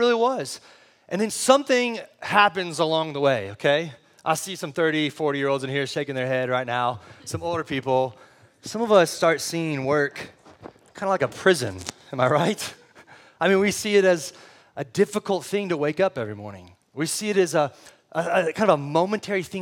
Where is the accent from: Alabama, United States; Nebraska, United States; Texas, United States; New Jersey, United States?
Texas, United States; San Antonio; also born or lived in Del Rio, Texas; now in Austin, United States; I lived for most of my life in San Antonio